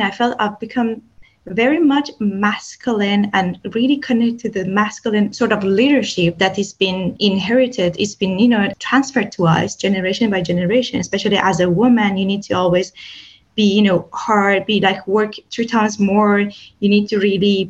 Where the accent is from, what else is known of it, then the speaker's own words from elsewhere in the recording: Iran; I come from Iran